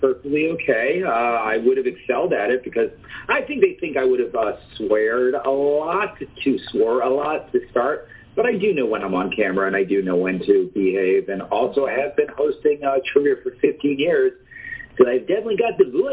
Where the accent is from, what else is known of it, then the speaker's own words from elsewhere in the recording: New York City, New York, United States; I'm a New Yorker